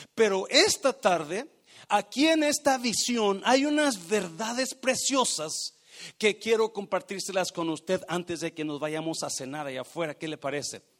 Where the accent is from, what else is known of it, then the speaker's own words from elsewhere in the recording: Mexico; moved away as an adult; yo llegué de México con 18 años